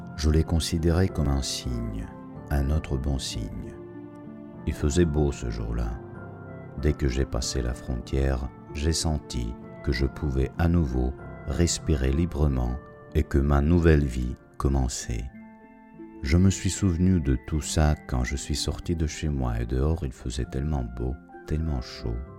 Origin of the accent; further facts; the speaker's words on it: Russia; moved away as an adult; mon pays